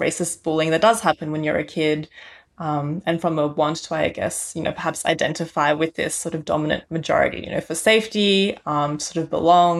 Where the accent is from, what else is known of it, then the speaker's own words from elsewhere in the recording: Australia; no, I'm not Chinese. I'm actually Australian. Like I was born here. I'm just like everyone else here.